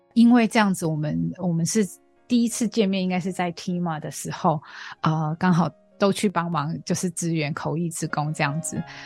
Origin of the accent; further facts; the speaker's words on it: Australia; Chinese is a second language; moved away as an adult; now in Taiwan; 从小在澳洲长大